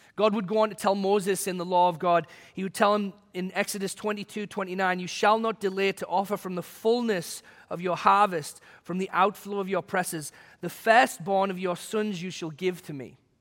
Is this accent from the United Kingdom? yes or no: yes; England, United Kingdom; moved away; when I was a kid growing up in England